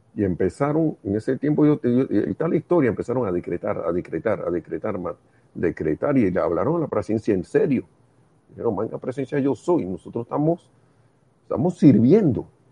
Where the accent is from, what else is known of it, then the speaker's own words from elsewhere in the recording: Panama; En Panamá le decimos real a los cinco centavos.